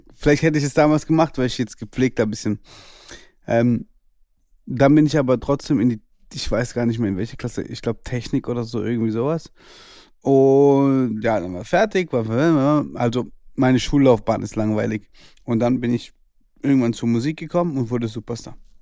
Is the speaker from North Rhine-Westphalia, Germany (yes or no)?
no; Karlsruhe, Baden-Württemberg, Germany; ich bin 1992 geboren in Karlsruhe.